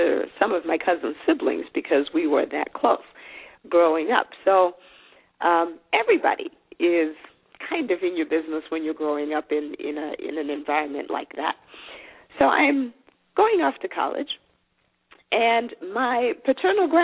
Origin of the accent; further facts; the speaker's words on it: Zimbabwe; first language Shona; English is a second language; moved away as an adult; now in United States; I'm originally from Zimbabwe. I was born there